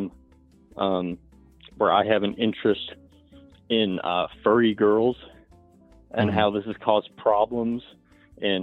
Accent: Appalachia, United States; accent: Southern; I'm from Appalachia

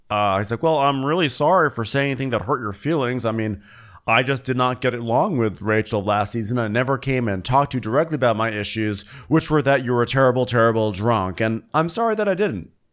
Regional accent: Los Angeles, California, United States; here in in my hometown

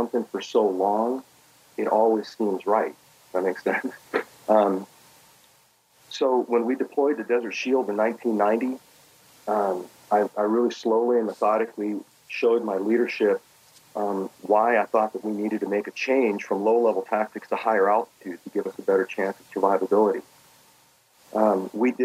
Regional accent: Los Angeles, California, United States; born or raised there; also born or lived in Belgrade, Serbia

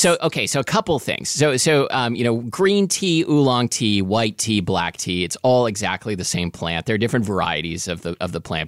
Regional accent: Portland, United States; we would get stash tea sometimes growing up in Portland

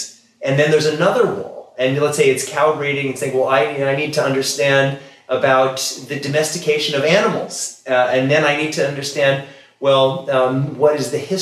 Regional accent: Kansas City, Missouri, United States; moved away; I come from Kansas City originally. It's traditionally a cow town. I grew up among cows.

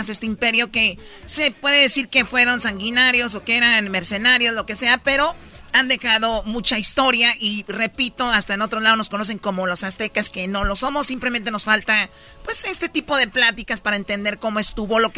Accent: Michoacán, Mexico; Oye, yo soy de Michoacán.

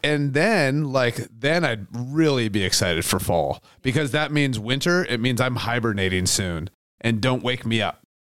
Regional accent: Aberdeen, Washington, United States; growing up in Aberdeen, Washington

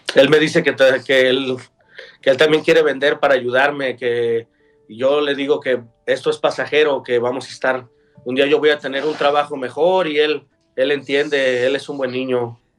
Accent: Guadalajara, Jalisco, Mexico; moved away as an adult; nosotros somos de Guadalajara, Jalisco

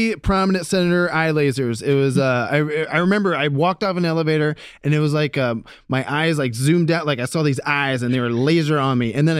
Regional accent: Ohio, United States

